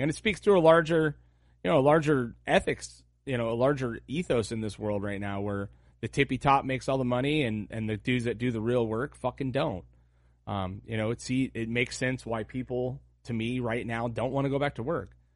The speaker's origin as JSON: {"language": "English", "country": "United States", "said": "as an American, as a man, as a father"}